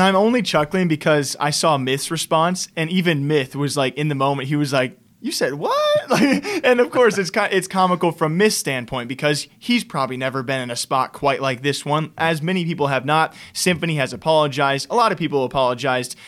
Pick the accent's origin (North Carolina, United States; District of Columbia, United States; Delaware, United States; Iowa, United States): Iowa, United States; now in Las Vegas, United States; I'm originally from Iowa, and now I'm based in Las Vegas